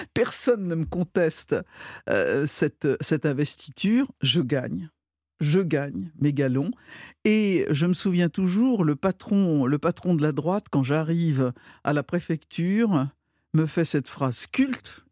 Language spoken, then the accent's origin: French; Brittany, France; je suis, je suis bretonne